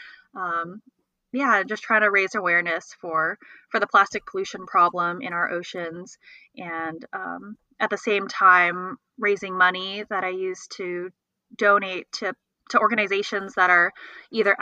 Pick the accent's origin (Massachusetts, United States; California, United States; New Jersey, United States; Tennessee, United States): California, United States; also born or lived in Los Angeles; I'm from California